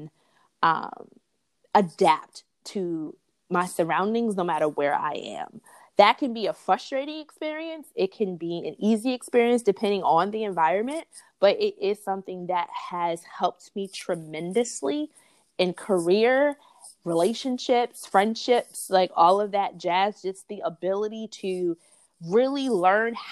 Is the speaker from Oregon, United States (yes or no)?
no; New York City, New York, United States; also born or lived in Memphis, Tennessee / Chicago, Illinois / Harlem, New York; So from fourth grade to graduating from high school, it was back and forth between Brooklyn and Harlem, New York.